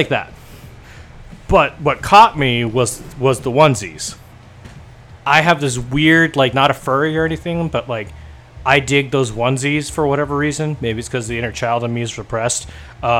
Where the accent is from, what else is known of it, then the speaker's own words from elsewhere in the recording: Oxnard, California, United States; moved away; I grew up in Oxnard